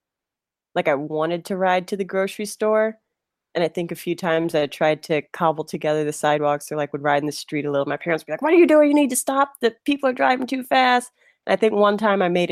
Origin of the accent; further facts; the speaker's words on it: Detroit, Michigan, United States; now in Chicago, United States; in Detroit. So I'm originally from Detroit, suburbs of Detroit